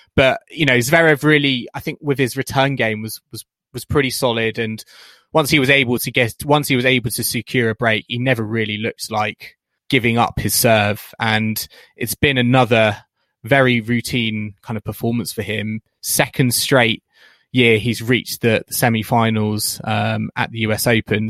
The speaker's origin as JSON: {"language": "English", "country": "United Kingdom", "said": "as British fans"}